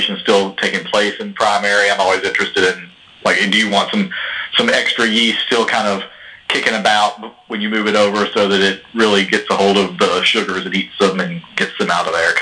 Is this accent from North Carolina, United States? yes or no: no; Alabama, United States; now in Mount Juliet, United States; I'm from Alabama